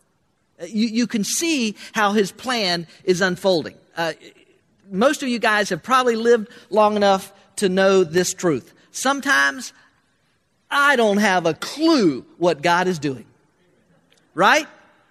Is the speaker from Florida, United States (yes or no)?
yes; Florida, United States; moved away; growing up in Florida, where we had no snow